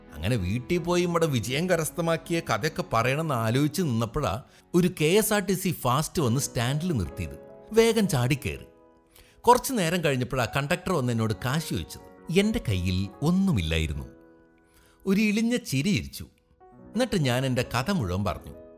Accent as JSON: {"language": "Malayalam", "area": "Thrissur area", "region": "Kerala", "country": "India", "tie": "born or raised there", "said": "തൃശ്ശൂരും പരിസരത്തും വരുന്ന എല്ലാ പരിപാടിയും കാണാൻ അന്നൊക്കെ ഞാനുണ്ടാവും"}